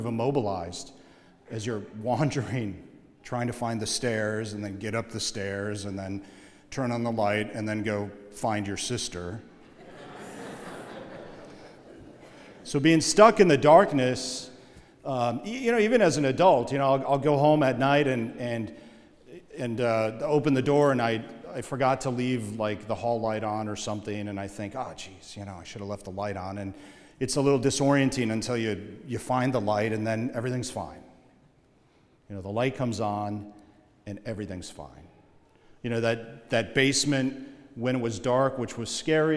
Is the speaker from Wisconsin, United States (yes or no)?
yes; Oshkosh, Wisconsin, United States; growing up in Oshkosh, Wisconsin, just like most places in the Midwest, we had a basement